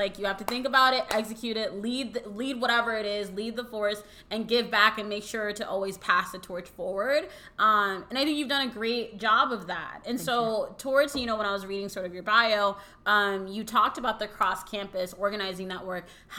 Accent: United States; yes, I'm American, I was born in the US and, you know, like all of that, but then I also lived and I have this like this strong Dominican culture

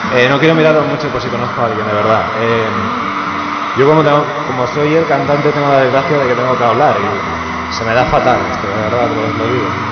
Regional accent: Sitges, Catalonia, Spain; las fiestas de mi pueblo

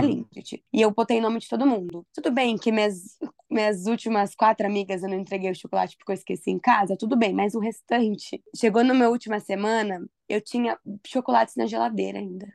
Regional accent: Mogi Mirim, São Paulo, Brazil; moved away as an adult; eu sou de Mojimirim, meus amigos são de Campinas

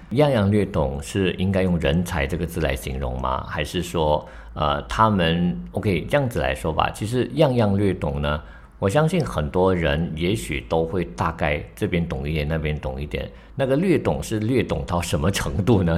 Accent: Malaysia; 作为马来西亚人呢

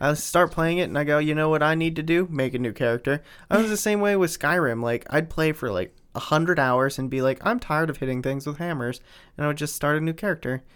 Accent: Pennsylvania, United States; we're from Pennsylvania, in a very close proximity to, uh, Gettysburg

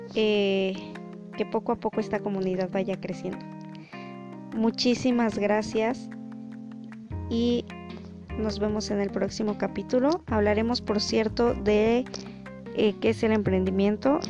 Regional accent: Mexico; Soy mexicana.

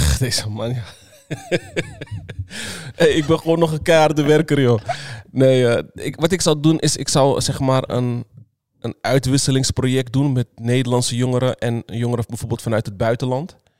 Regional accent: Netherlands; also born or lived in Suriname; ik ben gewoon hier geboren in Nederland

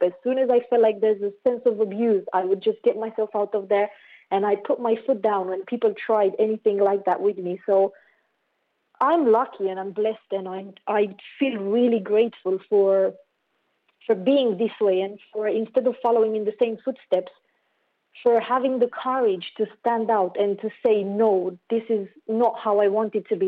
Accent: Romania; I grew up in Romania

